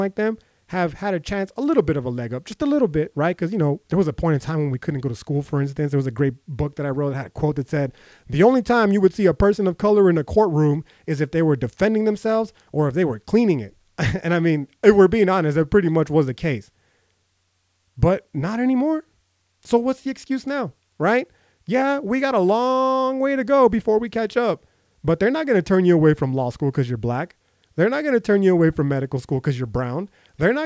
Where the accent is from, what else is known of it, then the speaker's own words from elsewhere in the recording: United States; I'm fucking American. I'm a brown person.